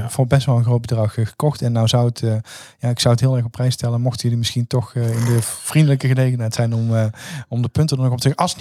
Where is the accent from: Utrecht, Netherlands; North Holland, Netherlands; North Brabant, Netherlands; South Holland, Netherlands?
North Brabant, Netherlands; als Brabanders